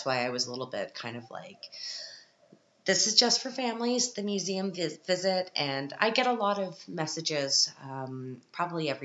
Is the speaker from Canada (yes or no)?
yes; Canada; now in Europe; as a Canadian living in Europe